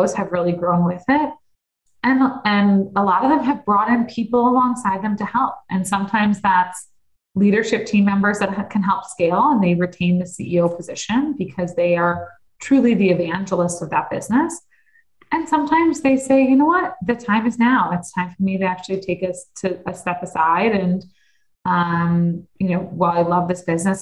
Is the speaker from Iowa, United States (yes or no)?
no; Deerfield, Illinois, United States; I grew up in Deerfield